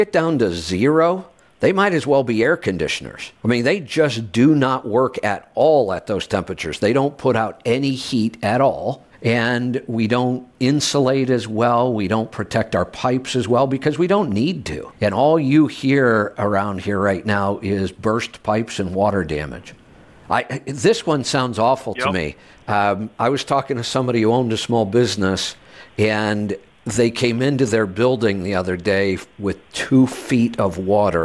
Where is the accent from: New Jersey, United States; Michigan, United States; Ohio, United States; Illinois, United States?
Ohio, United States; moved away; also born or lived in Colorado; I grew up in the Midwest in Ohio in the snow belt between Cleveland and Buffalo